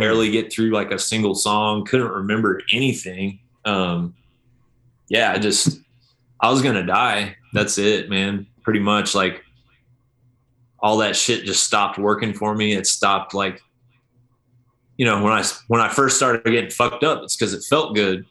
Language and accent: English; Oklahoma, United States; I grew up in Oklahoma, listening to country at parties